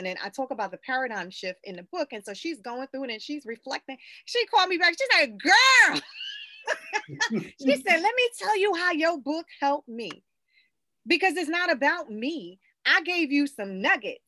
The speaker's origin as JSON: {"language": "English", "region": "South Carolina", "country": "United States", "tie": "born or raised there", "said": "I grew up in the South, born and raised in South Carolina"}